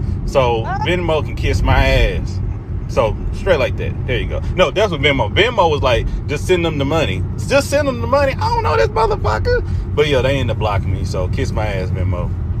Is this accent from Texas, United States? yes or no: yes; Texas, United States; I am the darker skinned version. But I'm originally from Texas, actually from Texas, though.